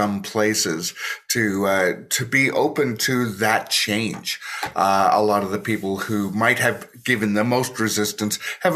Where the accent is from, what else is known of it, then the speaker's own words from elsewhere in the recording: Toronto, Ontario, Canada; I'm from Toronto, so I am right on the lake